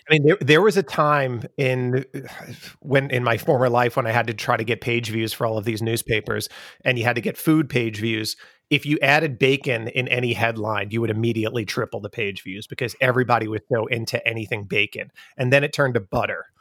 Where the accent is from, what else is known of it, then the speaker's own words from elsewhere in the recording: Long Island, New York, United States; accent: Long Island; moved away; I talk with my Long Island accent